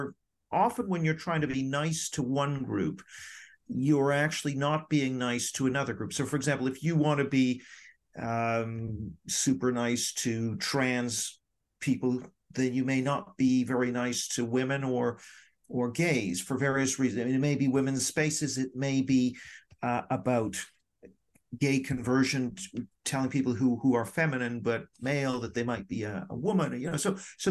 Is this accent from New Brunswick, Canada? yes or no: no; Vancouver, British Columbia, Canada; also born or lived in Hong Kong / Tokyo, Japan; I was born in Hong Kong. My father was with the Canadian embassy out there. And then the next year we were in Tokyo, where I was for 6 years before moving to Vancouver.